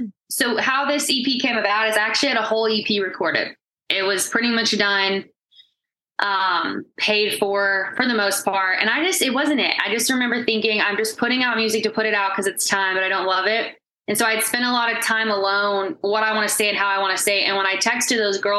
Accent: Texas, United States; moved away as an adult; now in Nashville, United States; So it's kind of funny that I moved from Texas to just go back all the time.

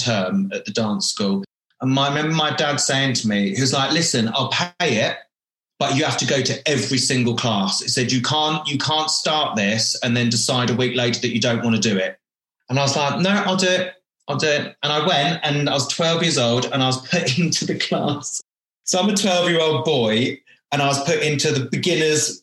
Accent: Wivenhoe, East of England, United Kingdom; I am a born and bred Essex boy. There's a town called Colchester in Essex, and just off of Colchester, there is a little village on the river called Wivenhoe, and that is a small little sailing village, and that is where I grew up

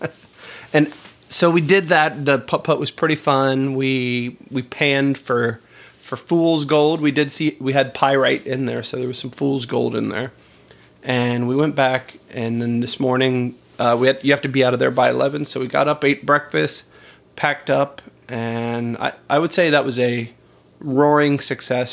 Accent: Melbourne, Florida, United States; we're from Melbourne, where you can see the rockets

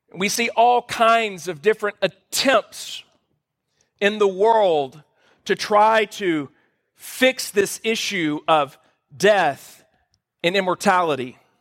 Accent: Louisiana, United States; moved away; We're from Louisiana

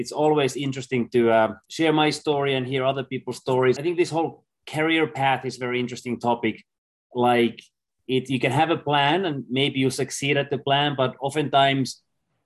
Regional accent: Finland; I'm from Finland

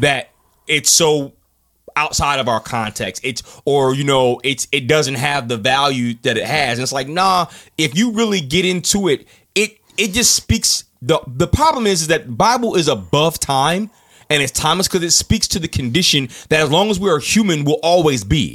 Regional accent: United States; we are American

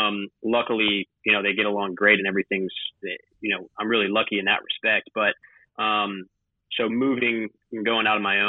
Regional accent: Alpena, Michigan, United States; moved away; Alpena. A L P E N A.

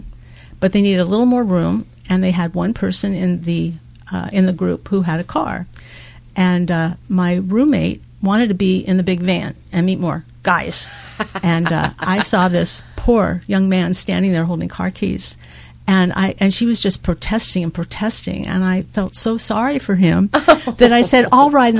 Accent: Phoenix, Arizona, United States; moved away as an adult; also born or lived in Queens, New York; I was born in New York, in Queens. And when I was 8, we moved to Arizona. Okay. So I went to school in Phoenix.

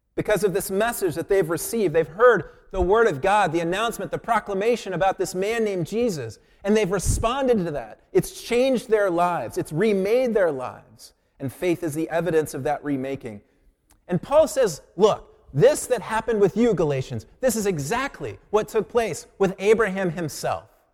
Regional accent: Colorado Springs, Colorado, United States; moved away; I grew up in Colorado Springs

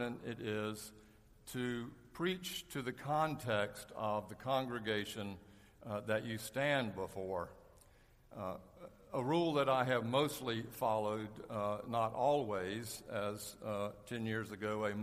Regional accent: Charlotte, North Carolina, United States; When I was a ninth grader at McClinic Junior High School in Charlotte

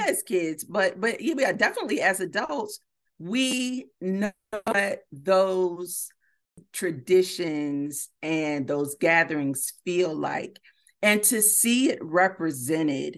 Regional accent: Miami, Florida, United States; moved away; Miami, my hometown

